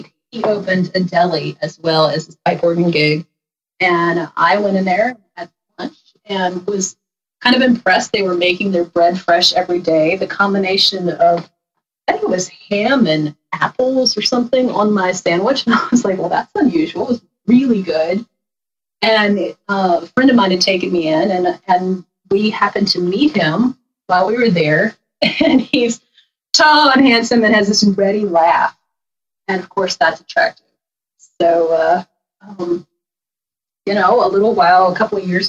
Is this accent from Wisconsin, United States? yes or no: no; Harrisonburg, Virginia, United States; I grew up in Harrisonburg, Virginia, in the Shenandoah Valley. And we are still here in the valley.